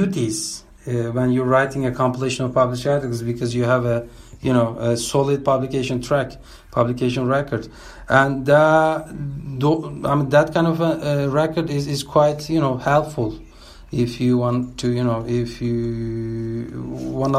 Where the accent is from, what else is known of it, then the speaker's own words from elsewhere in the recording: İzmir, Turkey; now in Berlin, Germany; my hometown, Izmir